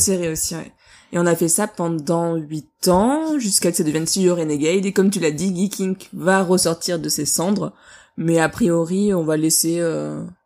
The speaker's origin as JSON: {"language": "French", "town": "Bordeaux", "region": "Nouvelle-Aquitaine", "country": "France", "said": "tous les deux, on est de Bordeaux"}